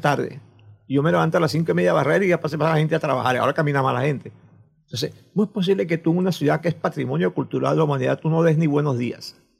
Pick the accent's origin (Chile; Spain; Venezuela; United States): Venezuela; Coro, Falcón; yo soy de Curazaito, o de esa zona cercana a Curazaito.